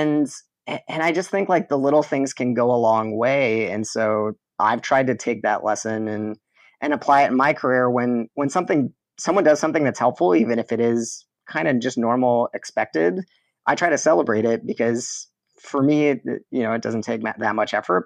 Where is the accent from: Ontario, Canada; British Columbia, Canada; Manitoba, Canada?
Ontario, Canada; southwestern; I was born in Canada, raised in southwestern Ontario, right near the border. of Detroit, Michigan.